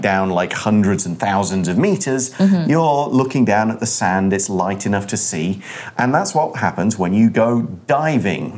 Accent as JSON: {"language": "English", "country": "United Kingdom", "said": "I come from the UK."}